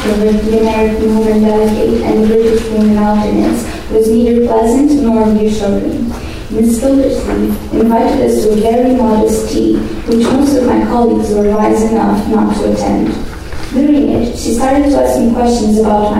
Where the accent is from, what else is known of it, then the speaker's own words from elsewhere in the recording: Brazil; moved away; I come from Brazil